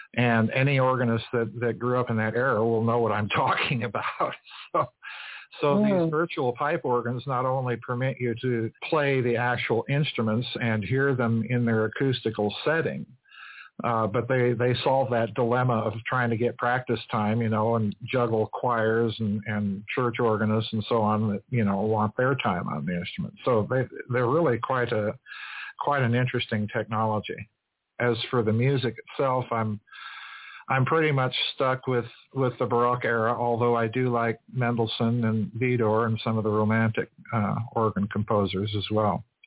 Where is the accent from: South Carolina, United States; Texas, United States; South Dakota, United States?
South Dakota, United States; Sioux Falls; I grew up in the Methodist, old Methodist Episcopal Church in Sioux Falls, South Dakota